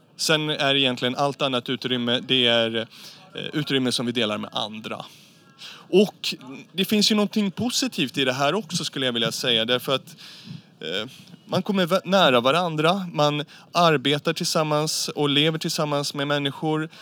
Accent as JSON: {"language": "Swedish", "country": "Sweden", "said": "i vårt eget närområde hemma i Sverige"}